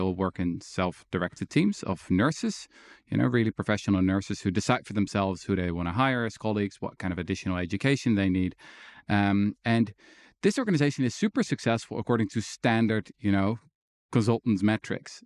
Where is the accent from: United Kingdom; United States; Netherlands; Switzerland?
Netherlands; I was born in the Netherlands